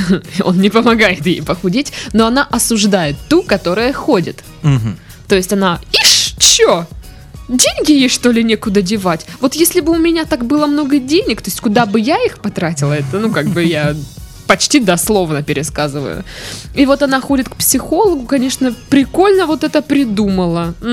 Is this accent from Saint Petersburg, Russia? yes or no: no; Tomsk, Tomsk Oblast, Russia; А, я же частично из Томска.